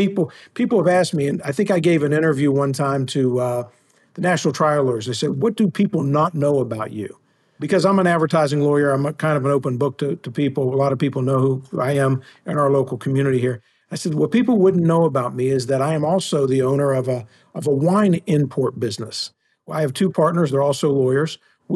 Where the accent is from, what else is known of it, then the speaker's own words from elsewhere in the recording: West Virginia, United States; also born or lived in Ohio; I am from West Virginia. I grew up here. I've lived here most of my life. I lived in Ohio when I went to law school and worked at a law firm up in Cleveland for about a year. And then other than that, I've been in West Virginia my entire life.